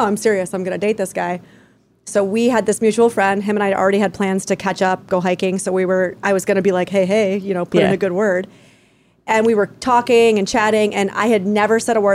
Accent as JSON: {"language": "English", "region": "New York", "country": "United States", "moved": "yes", "said": "I'm from New York"}